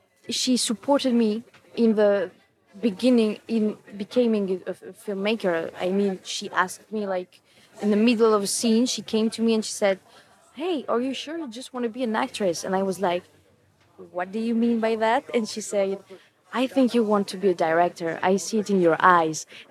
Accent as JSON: {"language": "English", "country": "Kosovo", "tie": "born or raised there", "also_born_or_lived": "France", "said": "I was born in France, but I grew up there in Kosovo. And the village, the town we see in the film is the town where I grew up"}